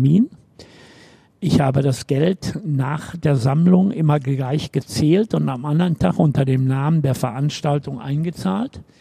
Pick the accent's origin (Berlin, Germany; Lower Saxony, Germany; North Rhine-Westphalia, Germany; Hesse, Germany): North Rhine-Westphalia, Germany; Bochum; Einmal bin ich in Nordrhein-Westfalen geboren, einmal bin ich ein Kind des Ruhrgebiets, einmal bin ich gebürtiger Bochumer. Ich habe immer in Bochum gelebt.